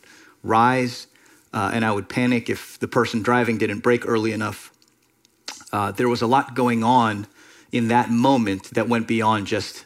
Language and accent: English; Miami, Florida, United States; so many people I grew up with in Miami